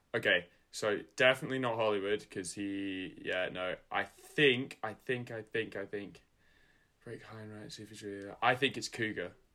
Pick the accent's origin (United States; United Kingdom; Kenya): United Kingdom; Scotland; I'm from Scotland